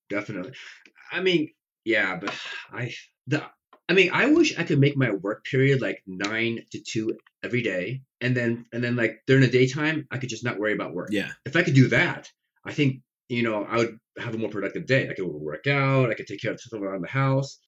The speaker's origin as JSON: {"language": "English", "region": "Nebraska", "country": "United States", "tie": "born or raised there", "also_born_or_lived": "Taiwan", "second_language": "English"}